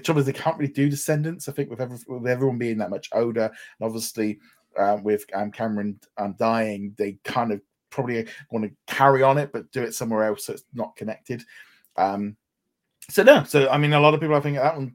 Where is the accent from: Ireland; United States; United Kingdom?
United Kingdom; England; as an English person